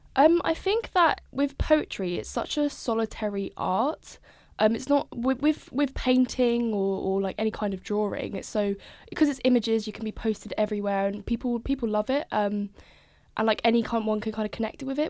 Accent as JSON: {"language": "English", "area": "Norfolk", "region": "East of England", "country": "United Kingdom", "moved": "as an adult", "lives_now": "Brighton, United Kingdom", "said": "I'm from Norfolk originally, so lots of, lots of nature, lots of farms, lots of nothing"}